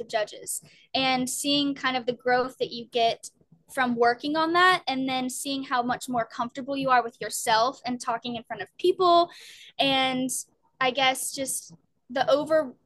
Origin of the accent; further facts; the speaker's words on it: Germantown, Tennessee, United States; now in Maryland, United States; my hometown, which I'm from Germantown, Tennessee